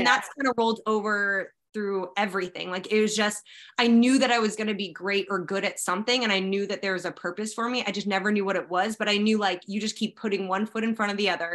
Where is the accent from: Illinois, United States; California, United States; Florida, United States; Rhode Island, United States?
California, United States; Sacramento; moved away as an adult; now in Bakersfield, United States; I'm originally from Sacramento